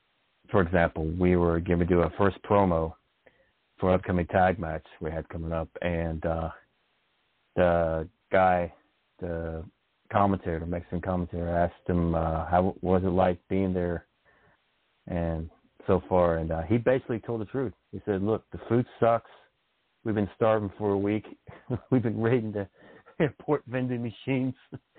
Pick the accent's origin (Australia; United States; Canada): Canada; being a Canadian